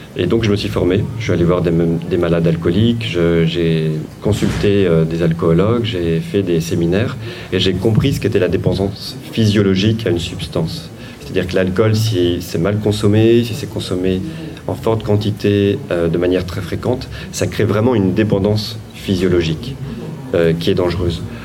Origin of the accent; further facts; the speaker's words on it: Vendée, Pays de la Loire, France; je suis né en Vendée, euh, mes parents étaient des euh, artisans commerçants